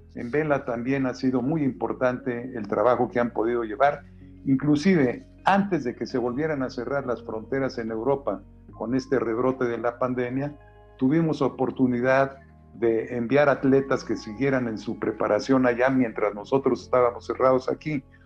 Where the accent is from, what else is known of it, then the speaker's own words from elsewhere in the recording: Xalapa, Veracruz, Mexico; now in Mexico City, Mexico; yo soy originario de la Ciudad de México, pero de muy pequeño salí a, Veracruz